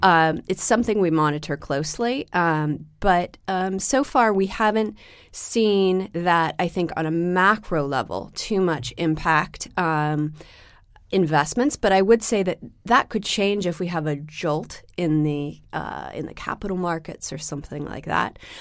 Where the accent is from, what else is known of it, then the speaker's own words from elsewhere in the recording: Seattle, Washington, United States; now in New York, United States; I grew up in Seattle